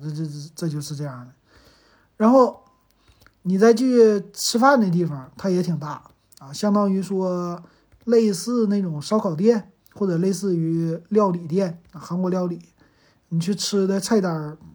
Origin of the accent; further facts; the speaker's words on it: Northeast China, China; also born or lived in Shanghai; 咱们东北人